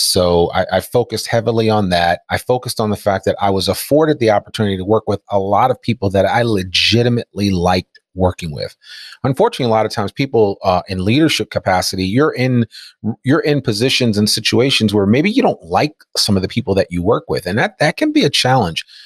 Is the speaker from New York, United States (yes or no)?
no; Teaneck, New Jersey, United States; moved away as an adult; also born or lived in Washington, D.C.; now in Fayetteville, Arkansas, United States; I grew up in Teaneck, New Jersey, so I'm an East Coaster at heart